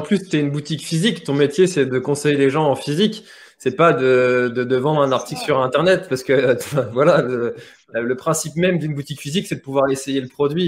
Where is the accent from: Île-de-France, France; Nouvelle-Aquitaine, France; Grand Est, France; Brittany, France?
Brittany, France; En tant que breton